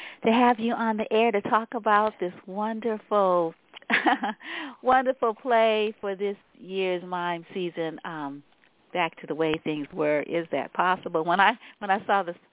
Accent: San Francisco, California, United States; also born or lived in Louisiana; I grew up in Viz Valley. I mean, that's one of the places we came here. Yeah, yeah, we lived in the Fillmore when we came here from Louisiana

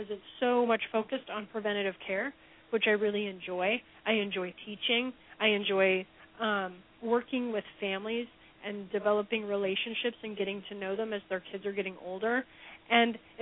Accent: Omaha, Nebraska, United States; moved away as an adult; also born or lived in Cincinnati, Ohio; now in Kansas City, United States; I'm currently in Kansas City, where I now call home, but I'm originally from Omaha, Nebraska

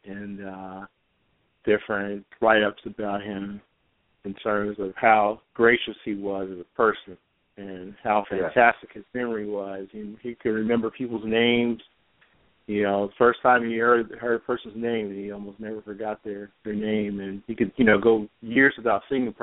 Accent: Wilmington, North Carolina, United States; I grew up in Wilmington, North Carolina

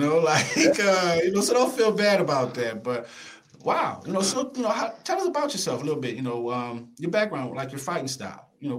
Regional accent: the South, United States; I'm from the South, man.

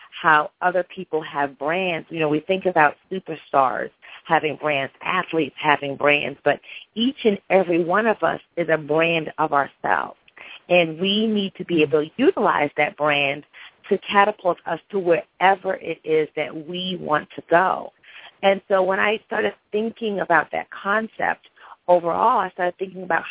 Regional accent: Cambridge, Massachusetts, United States; also born or lived in England; now in Atlanta, United States; I was actually born in England. I grew up in Cambridge, Massachusetts, currently reside in Atlanta.

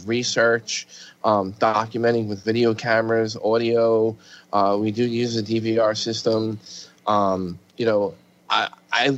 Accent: Long Island, New York, United States; I'm from Long Island

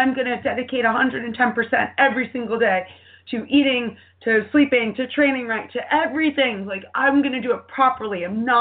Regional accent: New York, United States; being a New Yorker

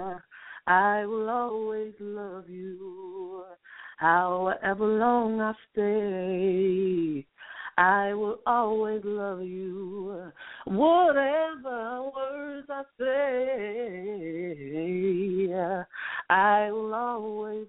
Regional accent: St. Louis, Missouri, United States; now in Dallas, United States; am actually from St. Louis, Missouri, but I reside in Dallas, Texas.

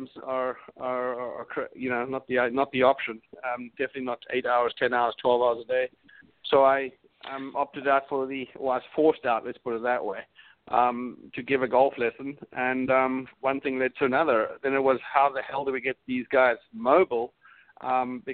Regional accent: Cape Town, Western Cape, South Africa; also born or lived in Europe; now in United States; I am originally from the other side of the pond, or further south, actually. I was born in South Africa, Cape Town

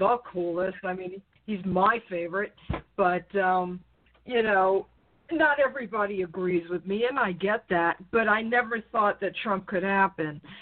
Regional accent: New York, United States; when I was growing up in New York, you know, a town over from him.

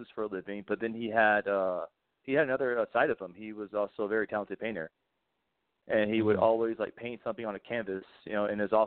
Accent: Winston-Salem, North Carolina, United States; moved away as an adult; also born or lived in Wilmington, North Carolina; now in California, United States; I'm originally from North Carolina. I was born and raised in Winston-Salem, and I lived there my whole life

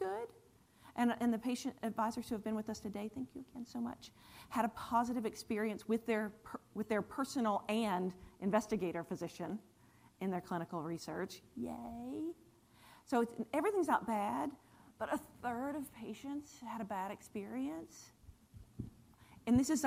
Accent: Cary, North Carolina, United States; also born or lived in Morrisville, North Carolina / Wilmington, North Carolina; You're in my hometown. I grew up here in Cary and Morrisville

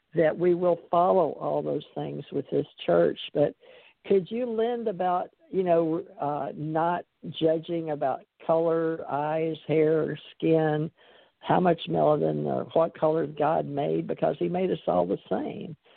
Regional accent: Monroe, Louisiana, United States; I was born in Monroe, Louisiana, in the United States of America

